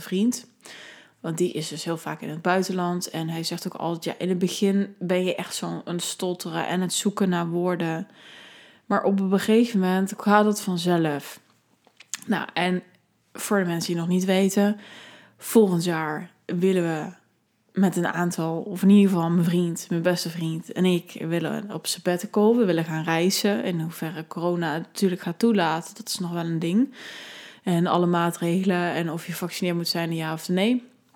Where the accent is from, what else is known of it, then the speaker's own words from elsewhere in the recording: Netherlands; ik ben een Nederlander, ik ben uit, eh, kom uit een welvarend land